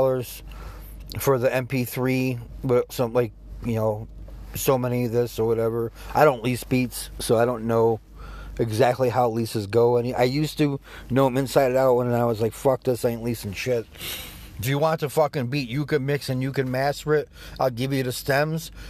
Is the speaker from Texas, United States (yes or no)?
no; New York, United States; all my friends had Jordans growing up. I'm from New York